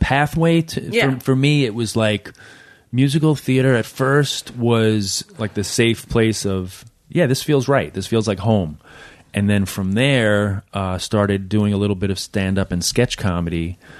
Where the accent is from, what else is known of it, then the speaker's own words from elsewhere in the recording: Queens, New York, United States; also born or lived in India; I was born in Queens, and a brief stint living in India when I was 4 or 5 years old